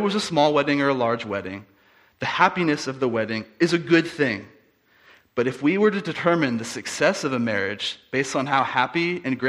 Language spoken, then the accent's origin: English; United States; moved away as an adult; I am from the States, so they're very far away, about 7-hour time change